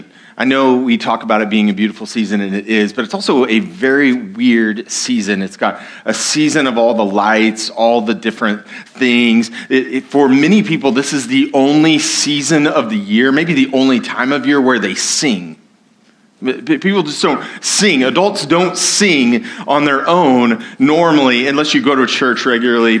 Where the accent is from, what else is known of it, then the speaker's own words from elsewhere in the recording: United States; I'm an American